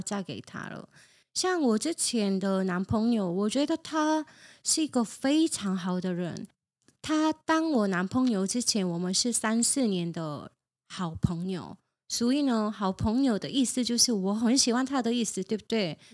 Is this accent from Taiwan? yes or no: no; South Korea; moved away; 我是从韩国来的